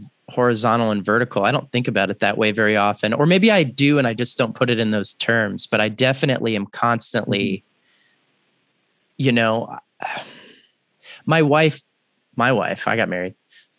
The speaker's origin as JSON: {"language": "English", "region": "Texas", "country": "United States", "said": "I'm from Texas"}